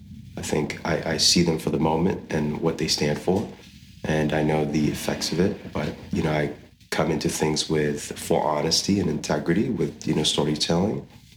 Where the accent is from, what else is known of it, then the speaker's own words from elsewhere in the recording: Saudi Arabia; And growing up in Saudi, seeing, you know, all the cultural things of community-based eating, going to the mosques to pray with my family.